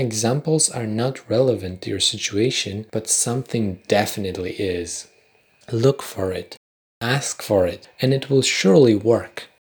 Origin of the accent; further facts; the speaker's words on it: Poland; accent: Polish; first language Polish; English is a second language; My first language is Polish